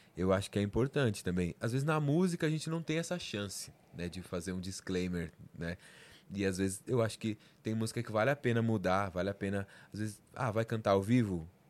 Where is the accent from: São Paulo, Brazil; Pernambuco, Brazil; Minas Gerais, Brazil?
São Paulo, Brazil; Eu sou da, da Zona Norte, Vila Maria, né? Zona Norte, Zona Norte de São Paulo